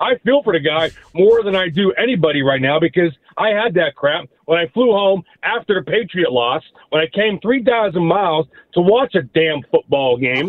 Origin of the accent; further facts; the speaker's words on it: North Huntington, Pennsylvania, United States; growing up in North Huntington, growing up as a Pittsburgh guy